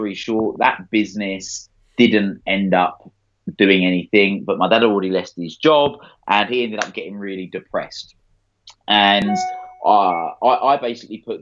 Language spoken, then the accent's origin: English; Essex, East of England, United Kingdom; I grew up in Essex